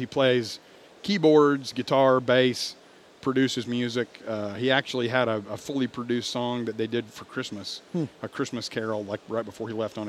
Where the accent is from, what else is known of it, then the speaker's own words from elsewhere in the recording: Richardson, Texas, United States; also born or lived in Memphis, Tennessee; I grew up in Richardson. I didn't grow up on a ranch